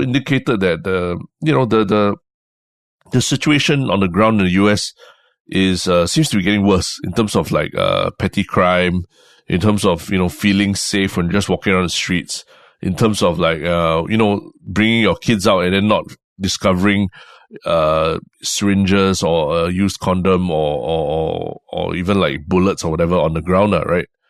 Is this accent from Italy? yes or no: no; Singapore